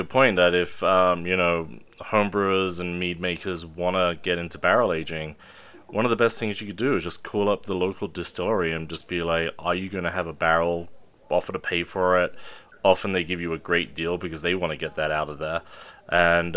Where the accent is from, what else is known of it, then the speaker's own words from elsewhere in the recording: England, United Kingdom; as an Englishman